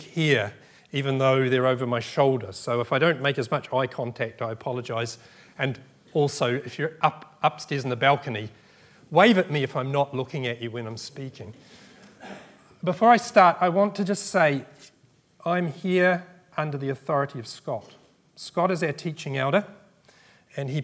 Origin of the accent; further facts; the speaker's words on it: New Zealand; now in United Kingdom; I grew up in New Zealand